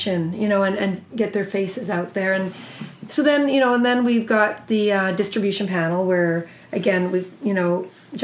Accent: Alberta, Canada; I'm from Alberta

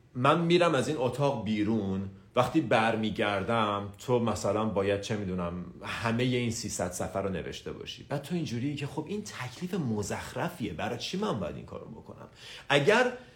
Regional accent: Tehran, Tehran Province, Iran; 24 سپتامبر 1985 تهران به دنیا اومدم

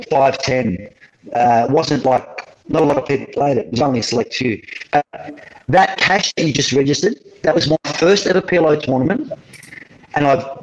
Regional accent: Australia; accent: Australian

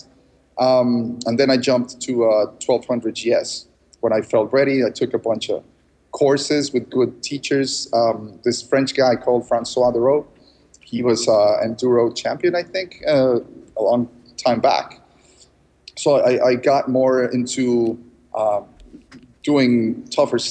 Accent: Mexico City, Mexico; also born or lived in United States / Canada / Austin, Texas; I was born in Mexico City, so I identify more with Mexico.

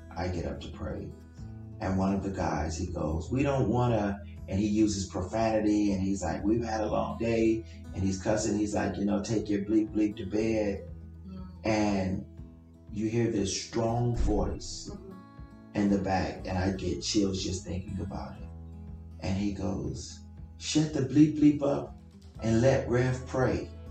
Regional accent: Compton, California, United States; I grew up in Compton.

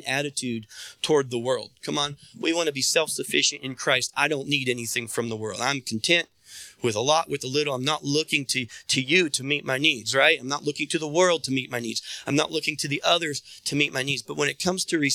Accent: United States; I was born in America in the time I was born

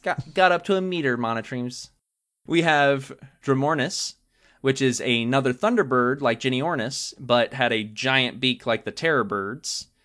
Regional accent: Georgia, United States; moved away; when I was growing up in Georgia

